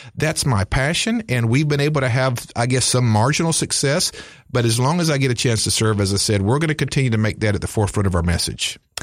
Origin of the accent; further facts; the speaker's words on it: Greensboro, North Carolina, United States; my hometown of, uh, Greensboro